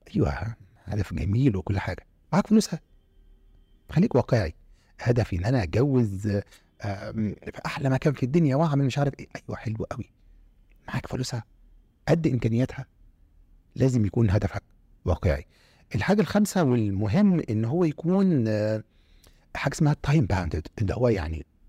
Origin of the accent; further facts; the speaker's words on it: Egypt; انا جنسيتي مصري